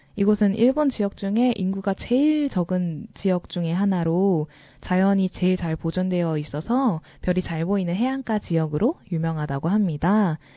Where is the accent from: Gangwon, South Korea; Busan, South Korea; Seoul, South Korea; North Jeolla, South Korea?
Seoul, South Korea; 저는 서울에서 태어나서 아직까지 서울에서 벗어나서 살아본 적이 없어요.